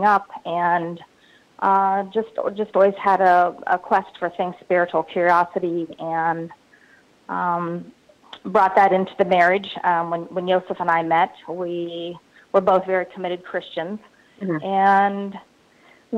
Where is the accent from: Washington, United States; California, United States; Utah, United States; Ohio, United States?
Ohio, United States; Newark; I grew up in Newark, Ohio, which is a small town about 30 miles east of the capital, Columbus, Ohio